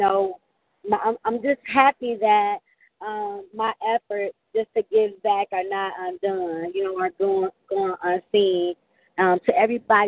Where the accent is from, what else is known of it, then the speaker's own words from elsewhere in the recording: Flint, Michigan, United States; the city of Flint, my hometown